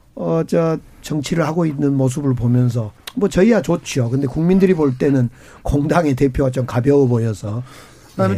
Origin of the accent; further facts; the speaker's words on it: Gwangju, South Korea; 광주, 이제 저희 광주 출신이고